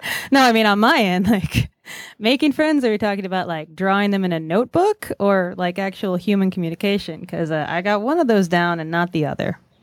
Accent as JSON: {"language": "English", "region": "West Virginia", "country": "United States", "moved": "yes", "lives_now": "Brooklyn, United States", "said": "we are from West Virginia"}